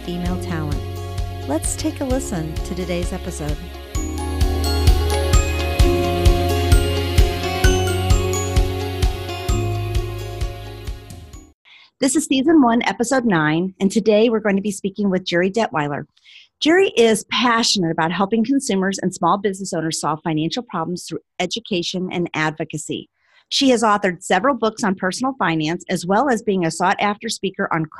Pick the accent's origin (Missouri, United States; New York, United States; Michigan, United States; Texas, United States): Missouri, United States; St. Louis; moved away as an adult; also born or lived in San Francisco, California; I grew up in St. Louis and I moved to San Francisco when I was about 19